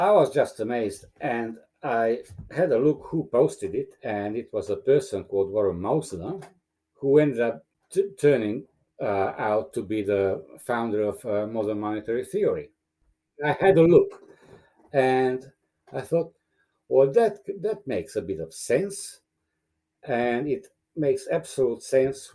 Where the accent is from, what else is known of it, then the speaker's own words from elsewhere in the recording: Romania; English is a second language; moved away as an adult; now in Australia; I was born in Romania as a Hungarian minority person, and we ended up leaving when I was around 20 from the Ceausescu regime